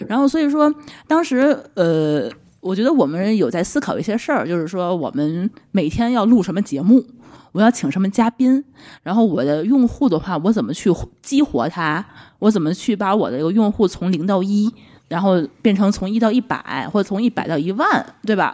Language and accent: Chinese; Tianjin, China; 我们是天津人